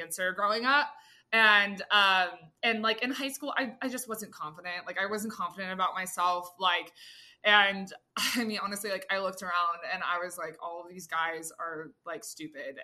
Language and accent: English; Austin, Texas, United States; I'm from Austin. So, a lot of like, you know, my like long-term friends, like, you know, we're all still like here in the city, and it's like all of my like closest friends from high school